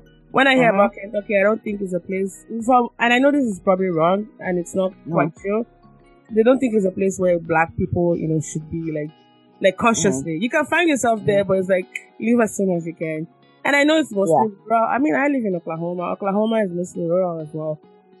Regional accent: Lagos, Nigeria; I'm from Lagos. I've seen all kinds of traffic. I ain't coming to the U.S. to replicate that.

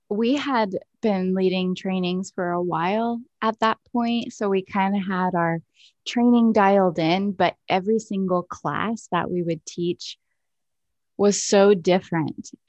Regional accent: United States; Like, I'm so American and ignorant to these different ways of being in the world.

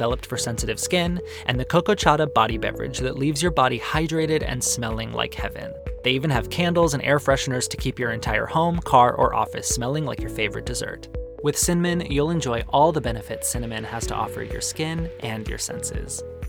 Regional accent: Arizona, United States; One of the best things about growing up in Arizona is that there's incredible Mexican food on every street corner.

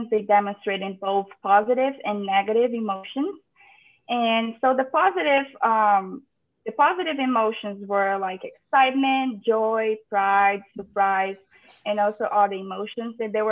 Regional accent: Brazil; moved away as an adult; also born or lived in Ceará / Georgia, United States; now in United States; I'm originally from Brazil, and I completed my undergrad in environmental sciences at Federal University of Ceará

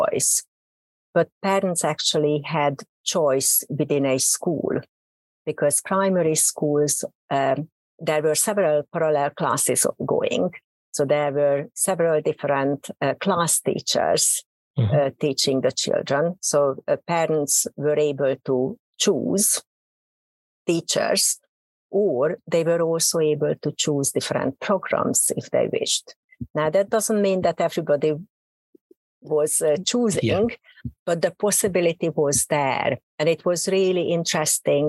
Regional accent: Hungary; accent: Hungarian; English is a second language; moved away as an adult; also born or lived in Oxford / Warwick; now in United Kingdom; Probably you can hear from my accent. I'm a native Hungarian.

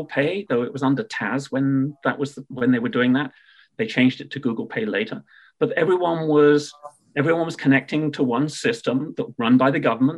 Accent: United Kingdom; accent: British; my British accent

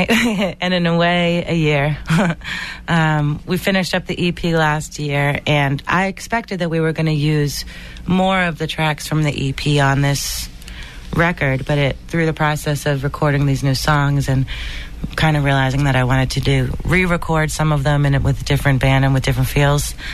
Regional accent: Boston, Massachusetts, United States; Uh, and I'm a singer from Boston.

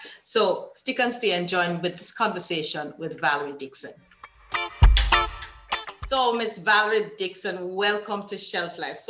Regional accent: Jamaica; also born or lived in Kingston; I was born in Jubilee Hospital, but I grew up in country.

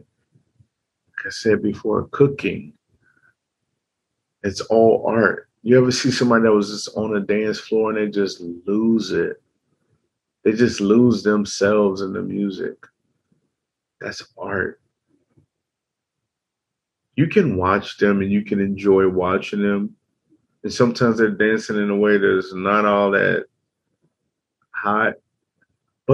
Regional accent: Chicago, Illinois, United States; growing up in Chicago, you have to have a mug on your face

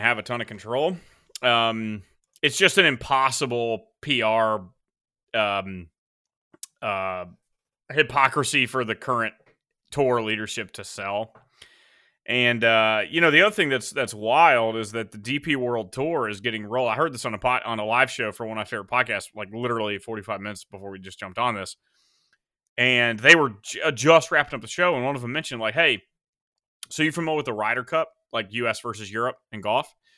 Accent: United States; as an American

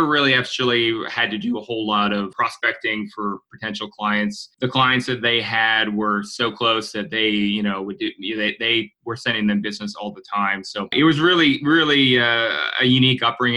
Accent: Halifax, Nova Scotia, Canada; moved away as an adult; also born or lived in Guelph, Ontario; I grew up in Halifax, Nova Scotia.

